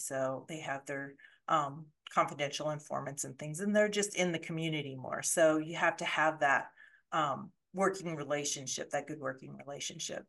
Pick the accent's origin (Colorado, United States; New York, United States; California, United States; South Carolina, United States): Colorado, United States; moved away as an adult; I grew up in Colorado